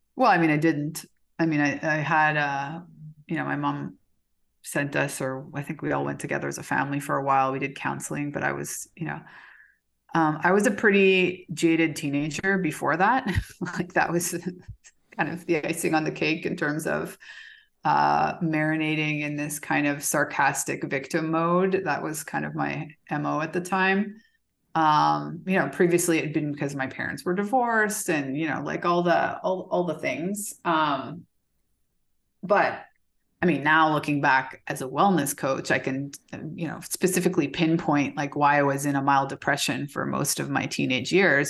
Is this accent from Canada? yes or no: yes; Calgary, Alberta, Canada; moved away as an adult; also born or lived in Belgium / Minneapolis / Houston; now in Mexico; I was born in Canada. So I spent, what, the first seventeen, eighteen years of my life, I lived in Calgary, Alberta.